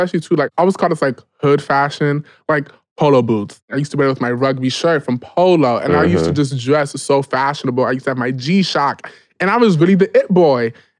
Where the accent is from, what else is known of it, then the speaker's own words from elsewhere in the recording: New York City, New York, United States; I'm from the Bronx